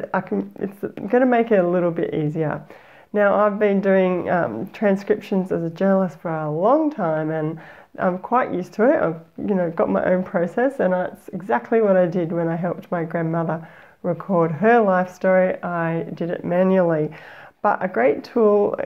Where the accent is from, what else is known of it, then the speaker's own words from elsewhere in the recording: Australia; accent: Aussie; my Aussie accent